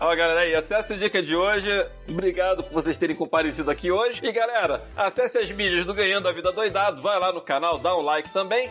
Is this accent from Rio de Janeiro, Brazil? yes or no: yes; Rio de Janeiro, Brazil; now in São Paulo, Brazil; Eu sou carioca